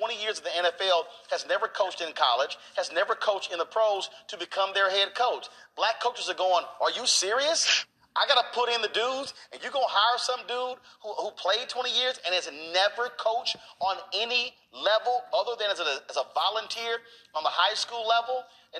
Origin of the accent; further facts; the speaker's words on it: Houston, Texas, United States; I'm from Houston.